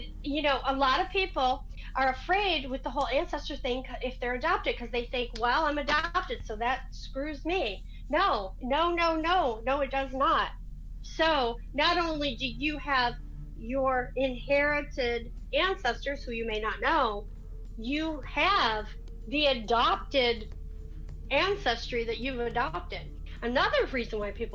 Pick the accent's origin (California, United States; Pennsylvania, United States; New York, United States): New York, United States; moved away as an adult; now in Florida, United States; I'm not Southern. I'm from New York